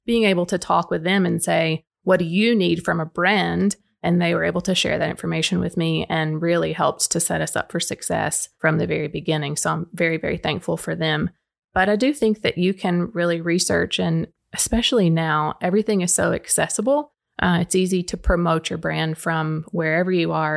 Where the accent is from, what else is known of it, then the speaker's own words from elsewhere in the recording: Baxter, Tennessee, United States; my Baxter roots are very deep. I live on Bruce Ridge Road